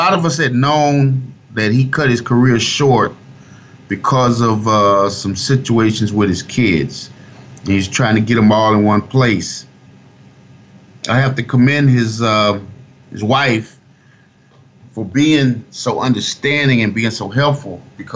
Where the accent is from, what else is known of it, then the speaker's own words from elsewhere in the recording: Fort Myers, Florida, United States; my hometown, I'm from Fort Myers, Florida. My high school in 92